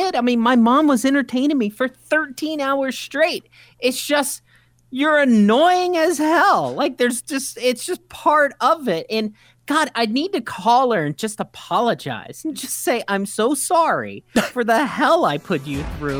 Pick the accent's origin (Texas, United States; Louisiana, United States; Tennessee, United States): Tennessee, United States; Nashville; I grew up outside of Nashville, Tennessee